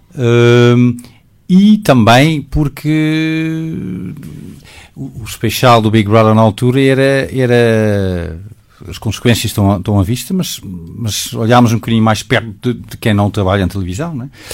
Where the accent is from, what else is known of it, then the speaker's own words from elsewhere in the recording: Netherlands; Portuguese is a second language; moved away as an adult; now in Portugal; eu, sendo holandês